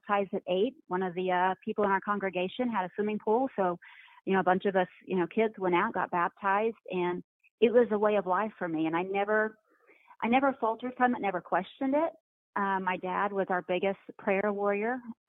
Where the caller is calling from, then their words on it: Dallas, Texas, United States; I'm actually in the Dallas, Texas area.